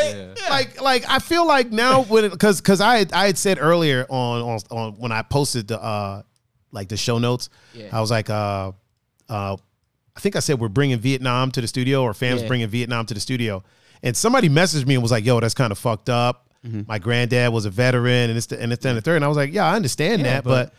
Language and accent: English; Bay Village, Ohio, United States; born there; Like, I was born in Bay Village.